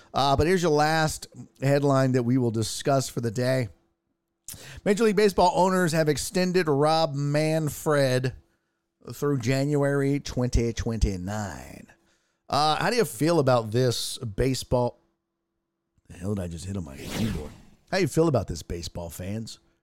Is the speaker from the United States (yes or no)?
yes; Houston, Texas, United States; I'm from Houston.